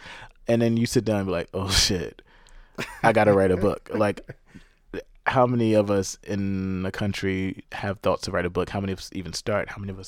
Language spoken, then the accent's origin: English; South Africa; but really covered my life as a South African younger brother growing up.